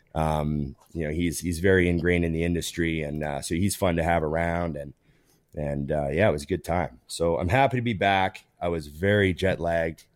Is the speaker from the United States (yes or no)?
no; Edmonton, Alberta, Canada; I grew up near West Edmonton Mall, which was, for a long time, the biggest mall in the world